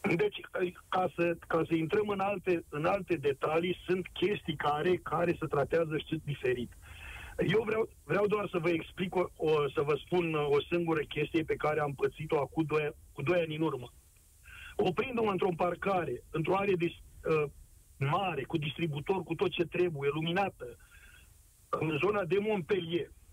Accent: Romania; now in France

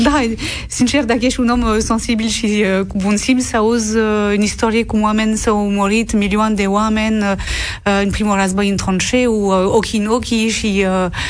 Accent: Lorraine, Grand Est, France; Romanian is a second language; moved away; M-am născut în Lorena, care este o regiune care a fost marcată de doi război mondial

